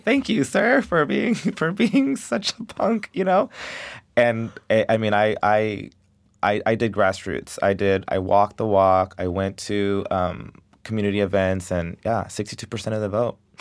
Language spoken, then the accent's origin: English; Del Rio, Texas, United States; I love Dario. I love my hometown